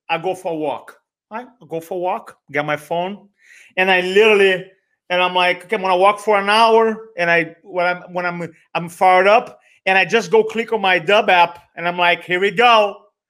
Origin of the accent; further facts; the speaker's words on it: Brazil; accent: Brazilian; first language Portuguese; English is a second language; moved away as an adult; now in United States; I grew up in Brazil, Portuguese